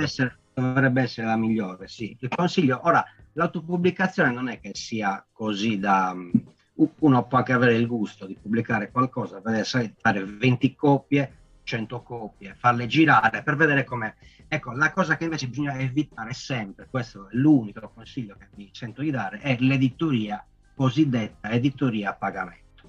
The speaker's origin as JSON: {"language": "Italian", "town": "Sassari", "region": "Sardinia", "country": "Italy", "said": "descrivere la mia città, la mia terra"}